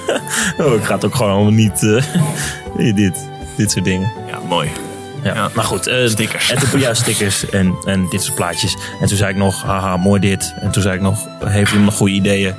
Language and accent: Dutch; South-East Drenthe, Netherlands; in de regio waar wij vandaan komen